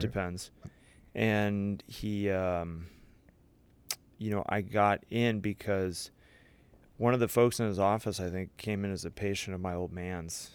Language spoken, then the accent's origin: English; St. Louis, Missouri, United States; I grew up in Saint Louis, Missouri, went to Chaminade College Prep